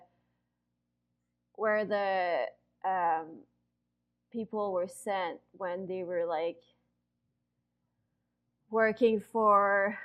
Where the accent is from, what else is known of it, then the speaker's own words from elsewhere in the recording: just north of Montreal, Quebec, Canada; first language French; English is a second language; I'm from Quebec. So Quebec is the only French-speaking province of Canada. So the first language in Quebec is French. So my first language, obviously, is French. I grew up just north of Montreal